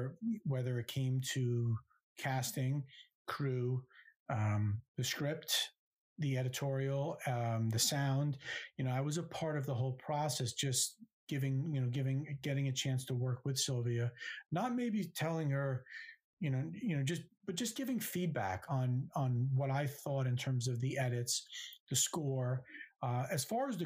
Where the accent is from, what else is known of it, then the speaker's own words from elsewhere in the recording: New Jersey, United States; growing up in New Jersey, right next to New York City